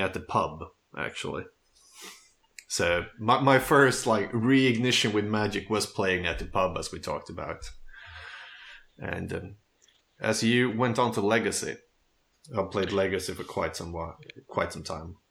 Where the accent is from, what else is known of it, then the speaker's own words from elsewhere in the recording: Köping, Västmanland, Sweden; moved away as an adult; now in Stockholm, Sweden; I grew up um, in the countryside in a town called Köping